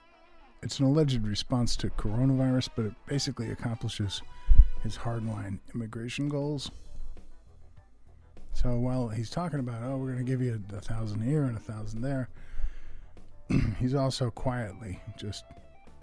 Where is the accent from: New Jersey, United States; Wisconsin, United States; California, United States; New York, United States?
New York, United States; I'm from New York